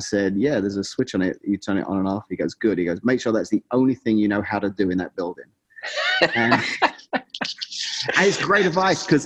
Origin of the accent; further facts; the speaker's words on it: England, United Kingdom; moved away as an adult; now in Washington, Illinois, United States; growing up in England is kind of all I knew